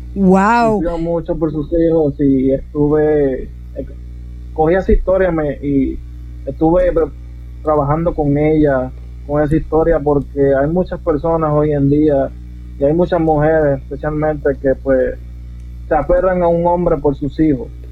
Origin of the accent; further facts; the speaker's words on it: Yauco, Puerto Rico; now in United States; soy originario del pueblo de Huanga, Puerto Rico. Nací en Yauco, Puerto Rico. Originalmente soy puertorriqueño, pero vivo en Estados Unidos.